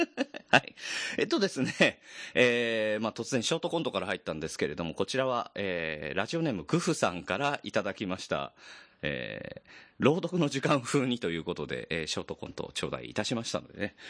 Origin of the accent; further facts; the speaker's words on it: Yokohama, Kanagawa, Japan; 地元が神奈川県に、あの、金沢文庫ってとこがあった